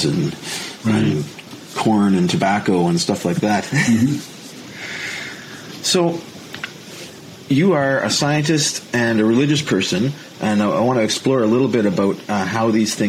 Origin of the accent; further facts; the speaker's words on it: Leamington, Ontario, Canada; moved away; I am originally from Leamington, Ontario, right across the river from you guys